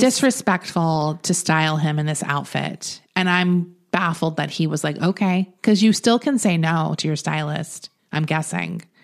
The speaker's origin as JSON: {"language": "English", "region": "Florida", "country": "United States", "moved": "yes", "said": "I'm from Florida"}